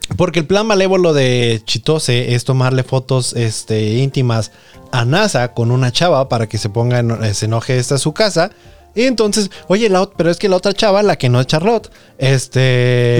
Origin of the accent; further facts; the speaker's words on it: Nayarit, Mexico; Yo que soy de Nayarit